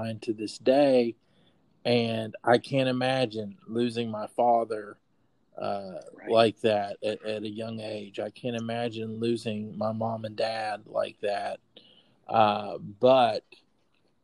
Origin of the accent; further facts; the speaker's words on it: Putnam County, West Virginia, United States; I grew up in Putnam County and did my undergrad work at Marshall